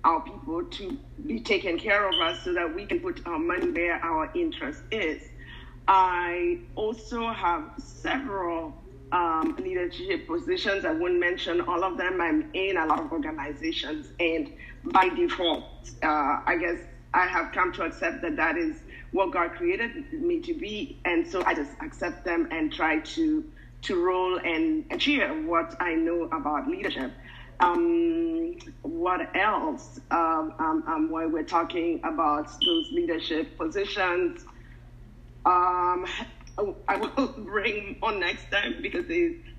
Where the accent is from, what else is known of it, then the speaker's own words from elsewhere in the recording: Kenya; now in United States; I love my country, Kenya. I've been in America long, but my heart is always with Kenya because that's where I was born. And like it or I don't, I'm Kenyan through and through.